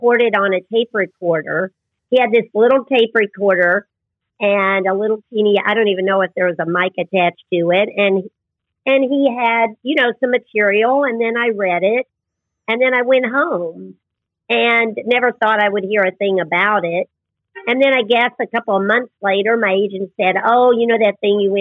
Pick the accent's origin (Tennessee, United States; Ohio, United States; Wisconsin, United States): Tennessee, United States; moved away; also born or lived in New York; I'm from Tennessee